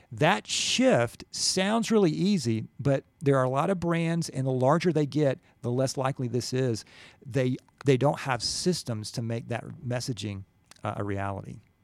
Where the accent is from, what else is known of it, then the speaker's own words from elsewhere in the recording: Gwinnett, Georgia, United States; I'm from Gwinnett, went to Norcross High School